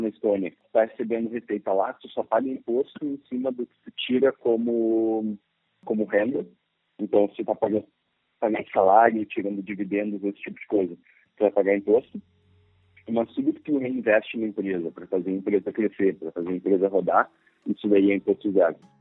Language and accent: Portuguese; Brazil; são brasileiros